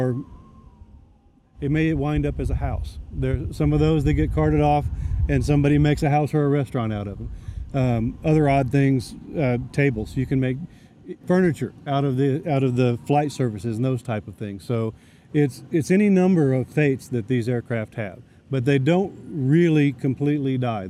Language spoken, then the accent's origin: English; Euless, Texas, United States; moved away as an adult; also born or lived in Fort Worth, Texas; now in Roswell, United States; Born and raised Fort Worth. And my younger years, I grew up in Euless, graduated from Trinity High School